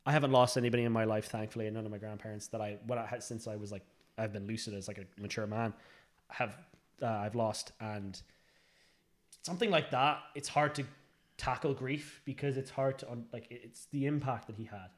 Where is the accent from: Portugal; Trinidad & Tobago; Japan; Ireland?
Ireland; we're Irish